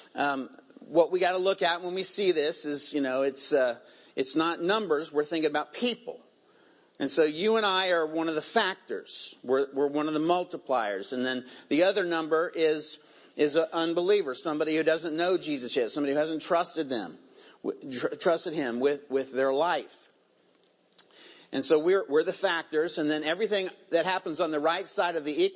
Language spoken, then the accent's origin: English; Virginia, United States; accent: southern; moved away; That was a southern y'all that just came out of me. Where'd that come from? I was born in Virginia, so, you know, it's coming honest.